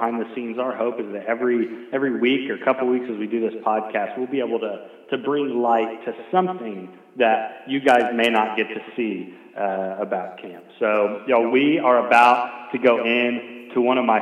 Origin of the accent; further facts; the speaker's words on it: Indiana, United States; now in Texas, United States; growing up in Indiana